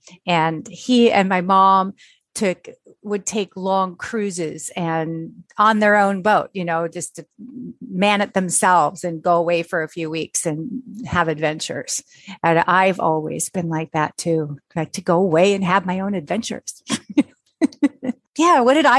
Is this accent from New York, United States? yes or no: no; Pontiac, Illinois, United States; born there; So I was born in Pontiac, Illinois, which is outside Chicago by quite a ways. We really lived in the suburbs of Chicago